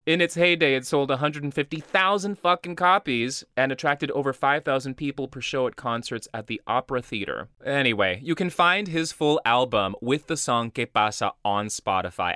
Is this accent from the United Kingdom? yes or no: no; Brazil; moved away; growing up in Brazil